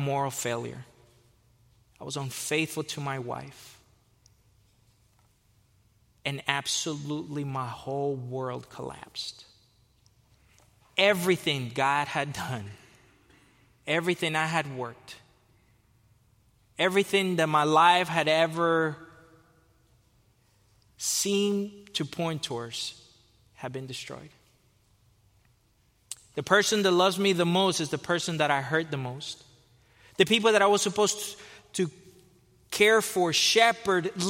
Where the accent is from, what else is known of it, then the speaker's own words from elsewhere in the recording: Fort Lauderdale, Florida, United States; moved away as an adult; also born or lived in Costa Rica / California; I was born in Costa Rica. I was raised in Fort Lauderdale, Florida.